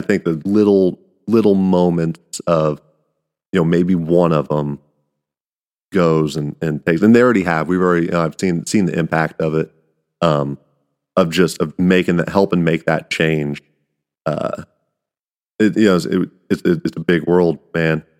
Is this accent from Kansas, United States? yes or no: yes; Kansas, United States; I'm the guy from Kansas